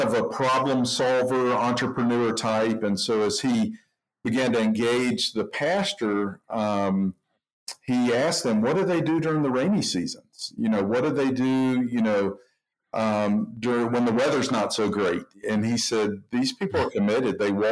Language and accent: English; Atlanta, Georgia, United States; now in Indianapolis, United States; I live in Indianapolis, but grew up in Atlanta, Georgia